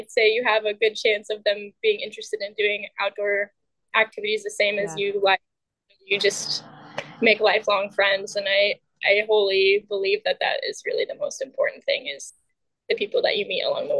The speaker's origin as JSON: {"language": "English", "town": "Colville", "region": "Washington", "country": "United States", "tie": "born or raised there", "said": "I think I grew up in a pretty small town. I grew up in Colville."}